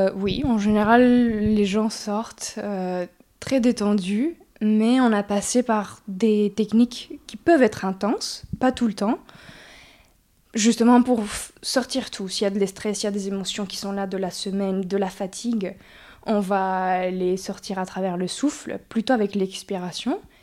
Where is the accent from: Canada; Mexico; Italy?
Mexico; moved away as an adult; also born or lived in France / Oaxaca / Mexico City; now in Montpellier, France; Mes parents ont parti au Mexique pour le travail, donc j'ai grandi à la ville de Mexico mais aussi à Oaxaca